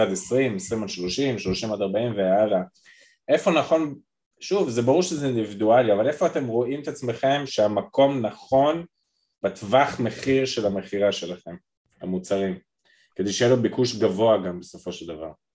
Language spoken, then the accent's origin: Hebrew; Israel; אני ישראלי לטוב ולרע